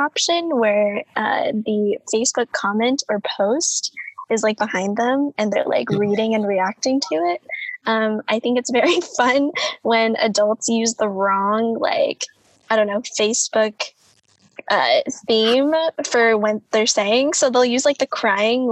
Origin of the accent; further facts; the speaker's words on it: Kansas, United States; I grew up in Kansas